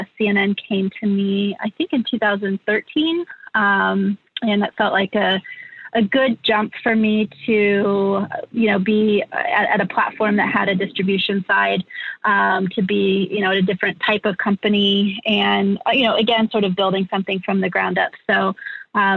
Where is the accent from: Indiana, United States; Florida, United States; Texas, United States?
Indiana, United States; moved away as an adult; also born or lived in Los Angeles, United States; I'm from the Midwest. I grew up and spent sort of the first half of my life in Indiana.